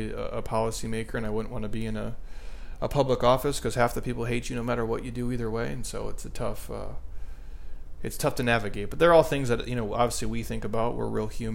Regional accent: Midwest, United States; I grew up in the Midwest

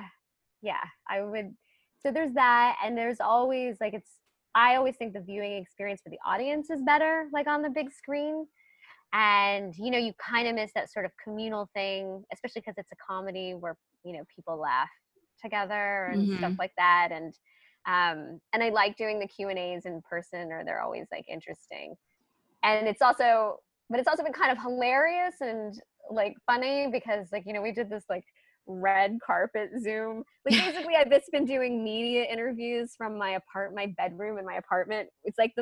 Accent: Charlotte, North Carolina, United States; now in Brooklyn, New York, United States; my local theater that I grew up with in Charlotte, North Carolina

